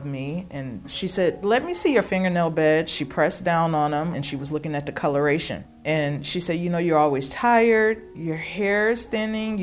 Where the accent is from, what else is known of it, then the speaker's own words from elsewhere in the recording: Pine Bluff, Arkansas, United States; moved away as an adult; now in Milwaukee, United States; I was born in Pine Bluff, Arkansas, and I've lived in Milwaukee for about 21 years, so I guess I'm a Wisconsinite now